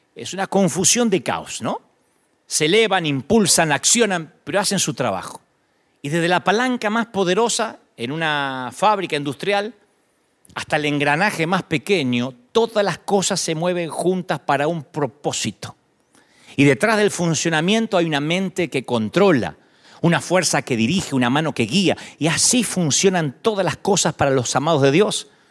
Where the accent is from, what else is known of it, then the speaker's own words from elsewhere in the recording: Argentina; now in United States; Las iglesias en Argentina, en mi país